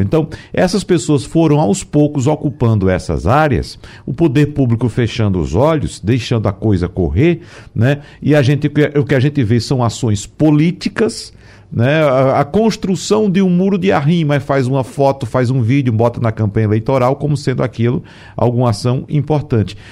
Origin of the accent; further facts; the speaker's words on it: Brazil; moved away as an adult; eu sou do interior, nasci no interior, eu vinha para cá para estudar, final de semana voltava para passar o final de semana na minha terra, no interior